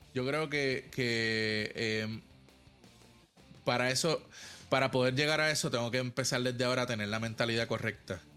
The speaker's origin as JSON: {"language": "Spanish", "country": "Puerto Rico", "said": "mis compañeros puertorriqueños"}